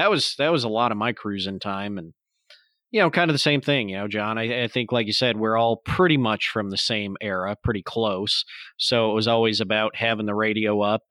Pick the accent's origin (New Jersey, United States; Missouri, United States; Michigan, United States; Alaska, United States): Michigan, United States; St. Charles; my hometown, St. Charles, Michigan, is almost too small to cruise.